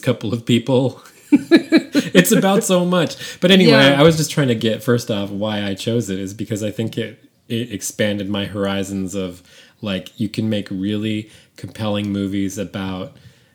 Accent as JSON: {"language": "English", "town": "San Francisco", "region": "California", "country": "United States", "tie": "born or raised there", "said": "I grew up in San Francisco"}